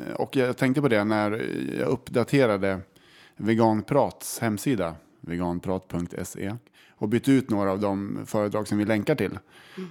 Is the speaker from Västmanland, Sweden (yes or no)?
yes; Kolbäck, Västmanland, Sweden; accent: Kolbäcksmålet; Och vi är från Kolbäck. Det ligger väldigt nära Hallstahammar.